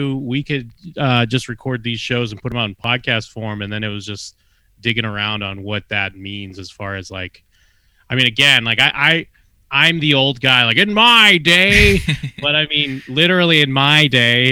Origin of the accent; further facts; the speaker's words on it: Massachusetts, United States; moved away; I'm from Massachusetts originally, East Coast